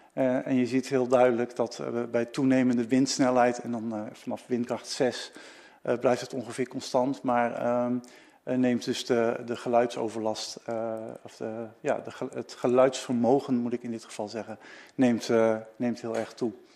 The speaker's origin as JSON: {"language": "Dutch", "country": "Netherlands"}